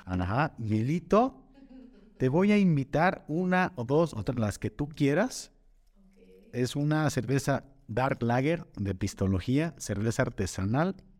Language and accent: Spanish; Atotonilco el Alto, Jalisco, Mexico; moved away as an adult; now in Zapotlanejo, Mexico; Yo soy de Totonilco, Totonilco el Alto, y también por cuestiones de chamba llegué aquí a Zapotlanejo